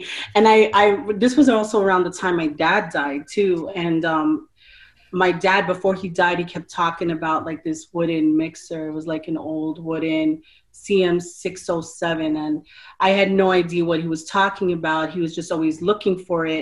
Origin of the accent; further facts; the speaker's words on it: New York City, New York, United States; moved away; when I was in New York City in my hometown